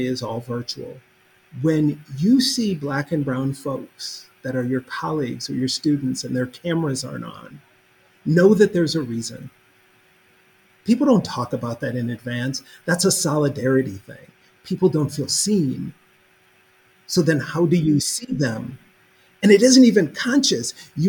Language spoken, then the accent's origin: English; Minneapolis, Minnesota, United States; now in Kentucky, United States; my hometown